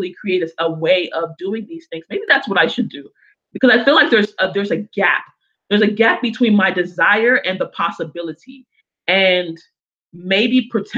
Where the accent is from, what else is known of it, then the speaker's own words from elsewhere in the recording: United States; also born or lived in Africa; I grew up in America predominantly